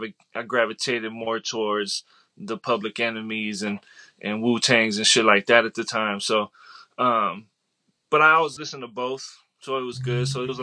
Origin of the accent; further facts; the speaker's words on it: San Diego, California, United States; From San Diego.